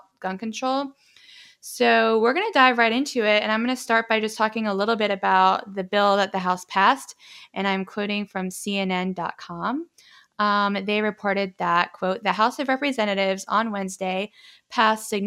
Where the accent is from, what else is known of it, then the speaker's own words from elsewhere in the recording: the South, United States; I'm from the South